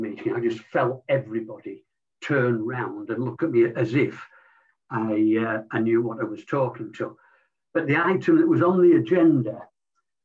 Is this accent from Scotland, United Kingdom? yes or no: no; Leeds, Yorkshire and the Humber, United Kingdom; born in Leeds to a predominantly non-sporting family